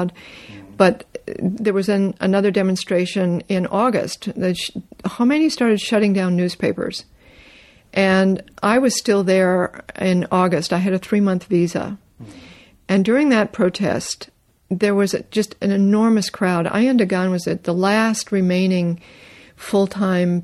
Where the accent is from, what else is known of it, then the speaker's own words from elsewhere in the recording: North Carolina, United States; also born or lived in Canada; I was raised in North Carolina.